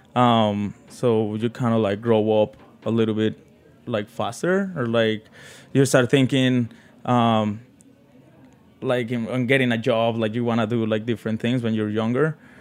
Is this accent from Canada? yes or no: no; Mexico City, Mexico; English is a second language; moved away as an adult; also born or lived in South Carolina; now in New York City, United States; I grew up in Mexico City